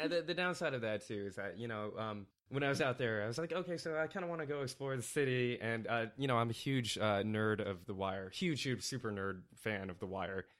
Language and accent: English; Northern California, United States; also born or lived in Indiana; Born in Indiana, lived in Indiana for eight years, uh, but then, uh, moved to Northern California in nineteen eighty-nine